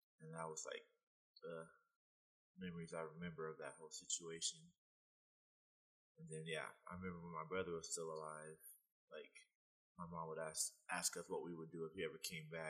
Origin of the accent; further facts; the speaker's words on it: Temple, Texas, United States; also born or lived in California; now in Salt Lake City, United States; where I was born and raised, Temple, Texas